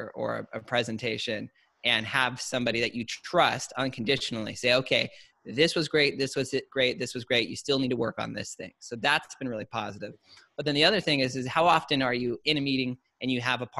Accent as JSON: {"language": "English", "area": "Orange County / Menifee, Temecula, Murrieta", "region": "California", "country": "United States", "tie": "born or raised there", "said": "we originally started here in Orange County, La Mirada, Fullerton, kind of in and around that area. And then we moved out to like the Menifee, Temecula, Marietta area of kind of middle school into high school."}